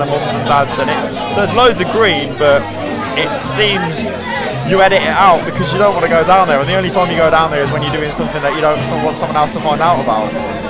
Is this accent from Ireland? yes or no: no; Coventry, West Midlands, United Kingdom; where we grew up in Coventry, it's very green